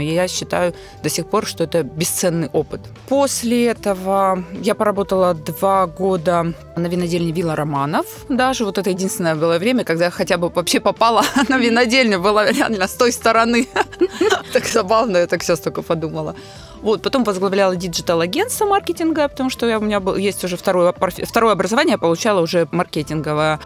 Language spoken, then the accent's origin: Russian; Psebay, Krasnodar Krai, Russia; also born or lived in London; Я уроженка Краснодарского края, я потомственная казачка